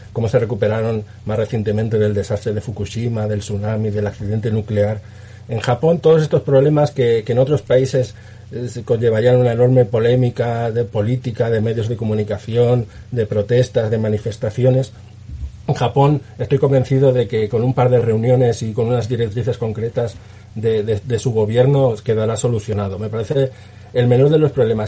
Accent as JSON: {"language": "Spanish", "country": "Spain", "said": "Como español"}